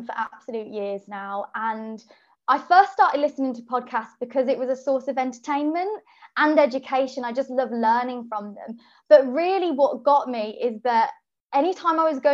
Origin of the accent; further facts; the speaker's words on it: Birmingham, West Midlands, United Kingdom; now in London, United Kingdom; I'm from Birmingham, but I live in London